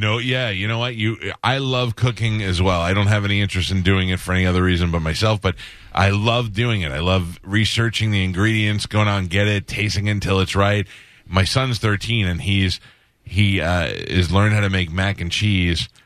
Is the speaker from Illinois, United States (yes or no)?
yes; about an hour west of Chicago, Illinois, United States; I grew up outside in Illinois, about an hour west.